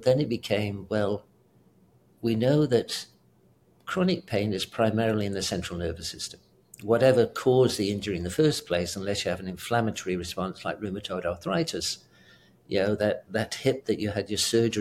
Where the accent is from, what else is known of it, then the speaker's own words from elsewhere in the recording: United Kingdom; accent: British; moved away; also born or lived in South Africa / Houston / Seattle; I'm British as well